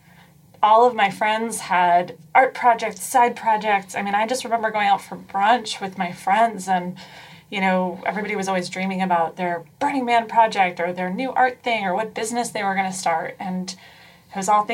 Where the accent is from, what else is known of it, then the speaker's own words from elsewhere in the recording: Pleasantville, New York, United States; now in San Francisco, United States; I grew up in New York, in a small town called Pleasantville